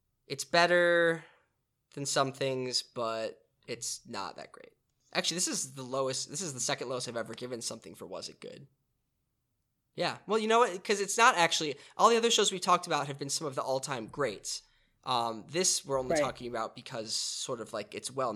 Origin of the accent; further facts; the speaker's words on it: Chicago, Illinois, United States; I'm from Chicago